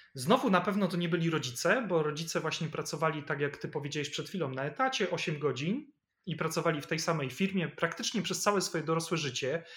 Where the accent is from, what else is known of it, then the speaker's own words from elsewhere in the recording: Poland; rodzina była biedna i mieliśmy swoje kłopoty, jakie to rodziny zresztą kłopoty mogły mieć w latach 80., kiedy ja się urodziłem, czy jeszcze w Polsce PRL